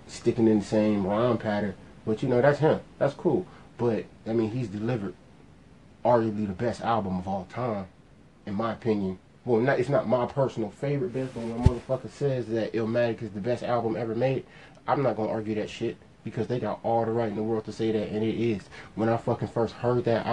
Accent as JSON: {"language": "English", "region": "Ohio", "country": "United States", "said": "I'm from Ohio"}